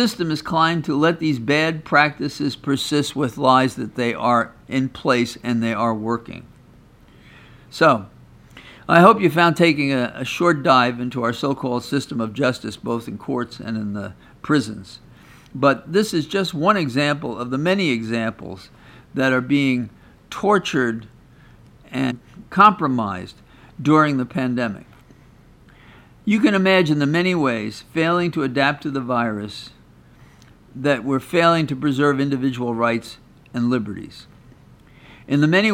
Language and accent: English; New York, United States; I'm from New York